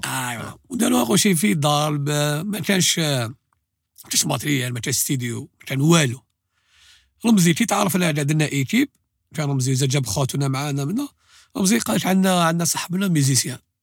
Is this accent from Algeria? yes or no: yes; Algeria; حنا جزائريين